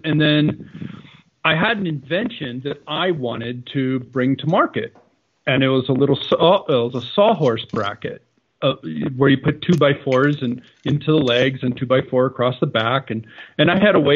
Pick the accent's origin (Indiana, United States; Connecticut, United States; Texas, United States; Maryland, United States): Connecticut, United States; I grew up in Connecticut